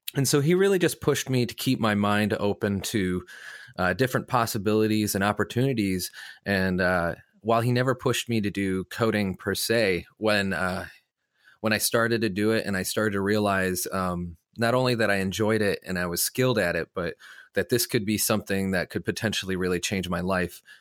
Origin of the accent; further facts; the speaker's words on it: Illinois, United States; moved away as an adult; also born or lived in Los Angeles, California; I'm from Illinois